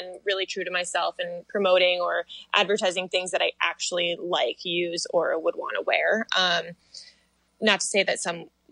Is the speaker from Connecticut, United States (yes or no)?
yes; Connecticut, United States; now in New York City, United States; We're both from Connecticut, so we love it there